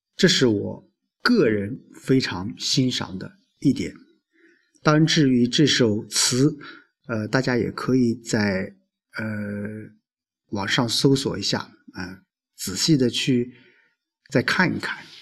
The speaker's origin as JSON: {"language": "Chinese", "town": "Lu'an", "region": "Anhui", "country": "China", "tie": "born or raised there", "moved": "yes", "lives_now": "Xuancheng, China", "said": "因为我不是宣城，我老家在陆安"}